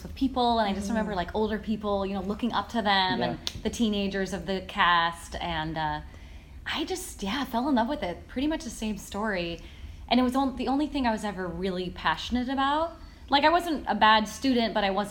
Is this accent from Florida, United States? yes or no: no; Paso Robles, California, United States; I grew up in California as well